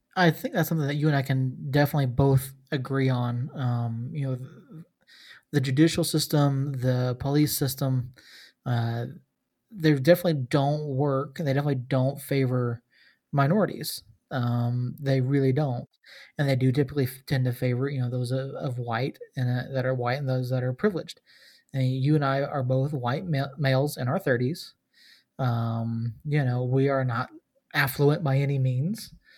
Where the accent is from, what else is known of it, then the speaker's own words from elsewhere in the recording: Georgia, United States; I grew up in Georgia